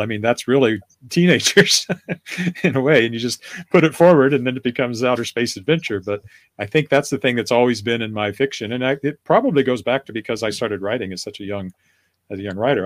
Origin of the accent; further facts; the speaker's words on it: Canada; I'm Canadian